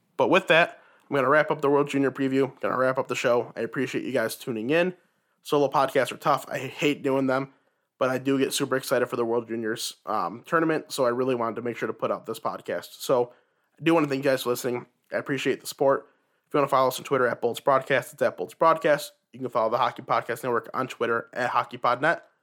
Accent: United States; Team U S A, my home country

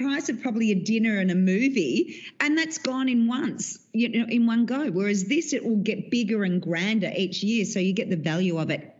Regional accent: Australia

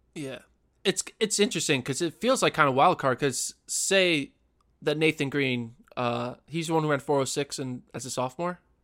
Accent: Pennsylvania, United States; we're both from Pennsylvania

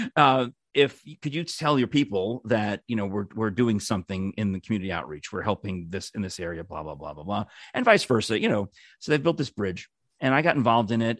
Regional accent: New York, United States; now in Knoxville, United States; as a New Yorker

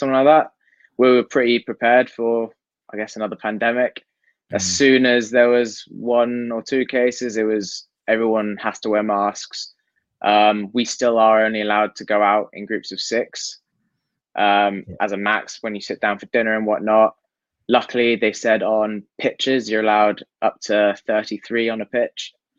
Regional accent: Hong Kong; growing up in Hong Kong, it's always been top four.

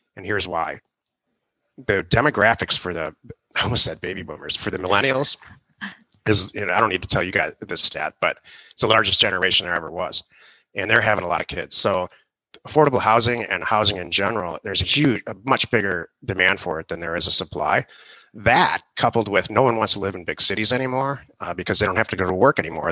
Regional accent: Detroit, Michigan, United States; also born or lived in California; now in Arizona, United States; I'm from Detroit

